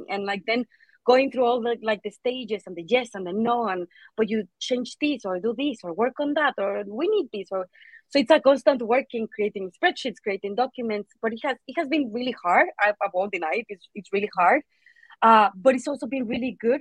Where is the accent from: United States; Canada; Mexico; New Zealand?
Mexico; moved away as an adult; also born or lived in Manchester, United Kingdom; now in United Kingdom; I'm originally from Mexico